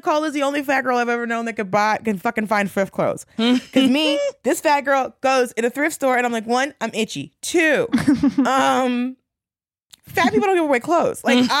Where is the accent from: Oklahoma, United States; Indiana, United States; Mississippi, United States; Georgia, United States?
Georgia, United States; Atlanta; Yeah, I'm from Atlanta. So all we did was talk about Tyler Perry all day long.